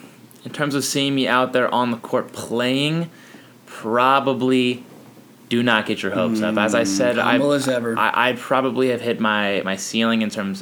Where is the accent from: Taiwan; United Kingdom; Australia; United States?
United States; Los Angeles, California; moved away as an adult; now in South Bend, United States; being from Los Angeles. However, what you don't know is, growing up in Los Angeles